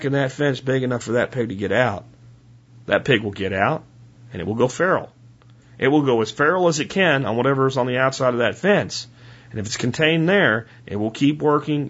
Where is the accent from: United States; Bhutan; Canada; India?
United States; Pennsylvania; I'm from Pennsylvania because I say PA instead of Pennsylvania